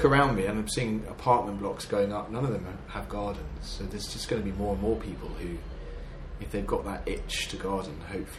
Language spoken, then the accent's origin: English; Devon, South West England, United Kingdom; now in London, United Kingdom; I'm from Devon, and I gardened as a child, I gardened as a teenager